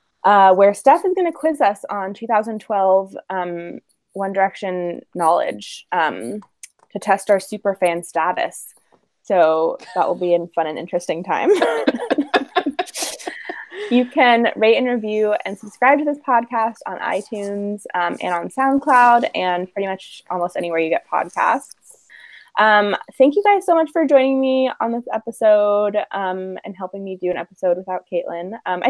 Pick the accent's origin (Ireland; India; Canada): Ireland; I know I'm making fun of that spelling, but I'm Irish, so it's okay.